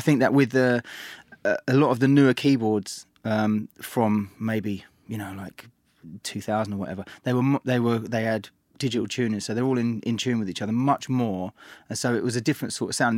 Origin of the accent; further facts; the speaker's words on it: London, United Kingdom; I grew up in East London and could listen to pirate radio